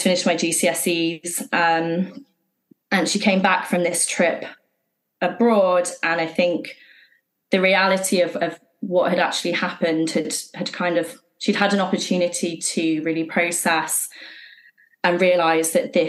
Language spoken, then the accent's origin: English; Worcestershire, West Midlands, United Kingdom; also born or lived in Shropshire / Streatham, London; now in London, United Kingdom; We moved from Shropshire to Worcestershire, and she moved her new partner into our house very quickly. So this was when I was sort of six